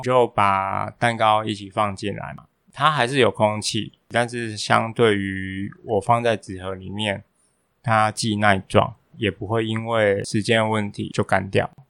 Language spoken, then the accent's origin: Chinese; Tainan, Taiwan; 那我台南人，我台南人。